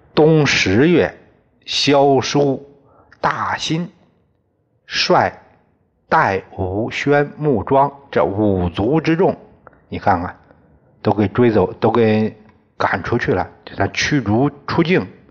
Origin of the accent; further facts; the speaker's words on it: China; 我们中国人